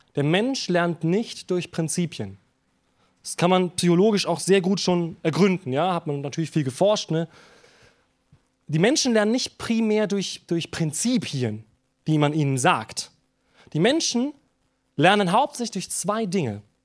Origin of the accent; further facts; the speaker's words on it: Germany; wir als Deutsche